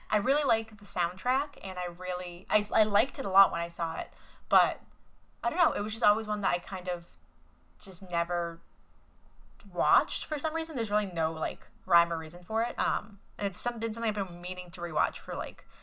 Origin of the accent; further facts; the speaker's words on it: Boston, Massachusetts, United States; also born or lived in Cambridge; born and raised in Boston.